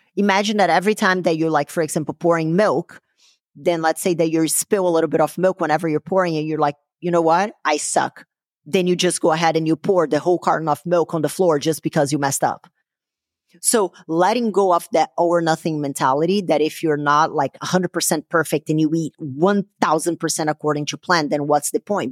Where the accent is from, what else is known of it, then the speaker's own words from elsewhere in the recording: Brazil; moved away; growing up in Brazil.